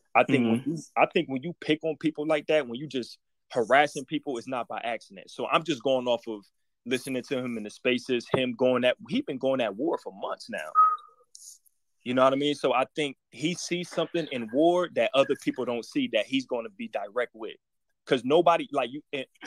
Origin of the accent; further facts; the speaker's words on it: New Jersey, United States; I'm from Jersey.